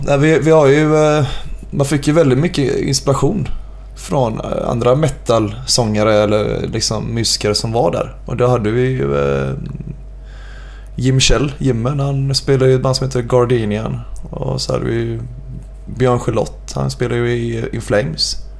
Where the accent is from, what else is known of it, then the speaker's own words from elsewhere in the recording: Gothenburg, Västra Götaland, Sweden; Jag är uppvuxen på Bergkvistgatan